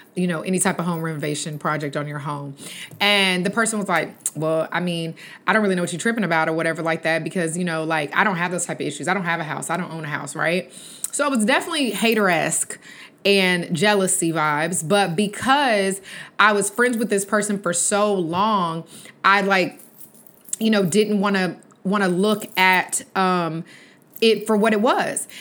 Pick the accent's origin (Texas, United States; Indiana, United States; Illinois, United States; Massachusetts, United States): Texas, United States; accent: country; I'm from Texas and I do have a little bit of accent, I guess, because playing it back, I did sound real country